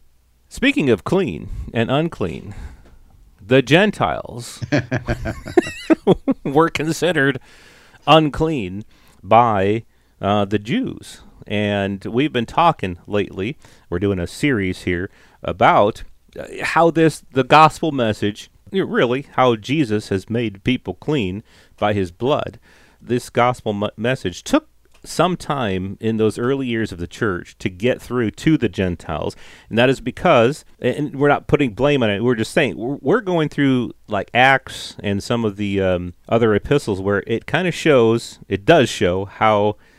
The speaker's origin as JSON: {"language": "English", "town": "London", "region": "Ontario", "country": "Canada", "said": "I'm from London, Ontario, Canada."}